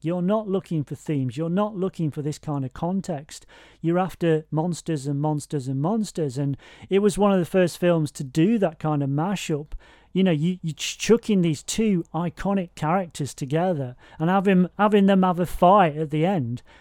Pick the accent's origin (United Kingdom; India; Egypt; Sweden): United Kingdom; I'm British